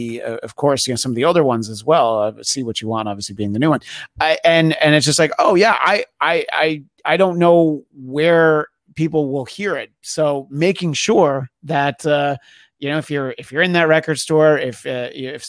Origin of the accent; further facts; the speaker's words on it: New York, United States; growing up in New York